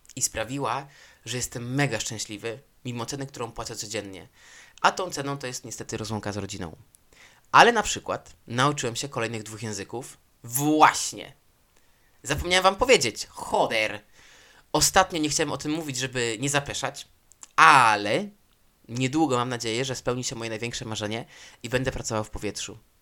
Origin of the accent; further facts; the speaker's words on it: Poland; moved away as an adult; now in Spain; w wieku 21 lat, tak, 22 wyjechałem z Hiszpanii, e, z Polski, przepraszam, i przyjechałem do Hiszpanii